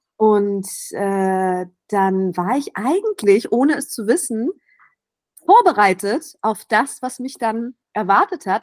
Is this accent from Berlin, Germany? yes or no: yes; Berlin, Germany; moved away as an adult; now in Athens, Greece; ich bin Berlinerin, gebürtige Berlinerin, im Wedding aufgewachsen